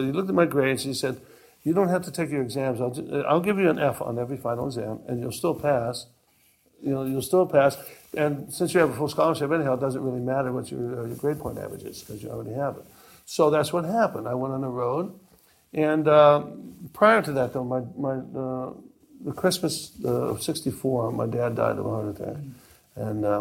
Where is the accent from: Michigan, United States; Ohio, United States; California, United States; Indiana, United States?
Ohio, United States; Maple Heights; also born or lived in Johnstown, Pennsylvania; I was raised in Maple Heights, which was a suburb of Cleveland